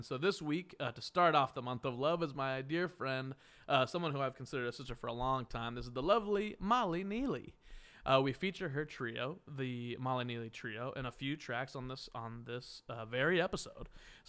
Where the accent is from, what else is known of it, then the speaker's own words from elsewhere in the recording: Wichita, Kansas, United States; moved away; my hometown of Wichita, Kansas.